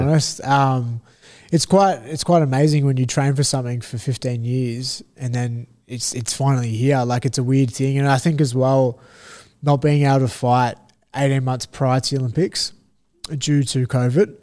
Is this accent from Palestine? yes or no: no; Australia; as Australian fighters